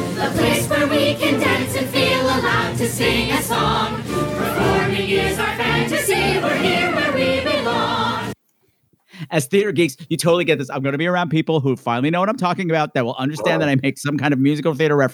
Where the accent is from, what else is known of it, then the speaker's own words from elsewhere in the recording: Long Island, New York, United States; we're from Long Island.